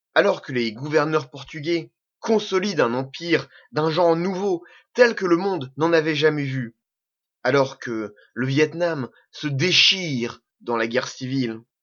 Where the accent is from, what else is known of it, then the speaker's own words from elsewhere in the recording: Normandy, France; Je suis normand, je suis pied-noir. Je suis français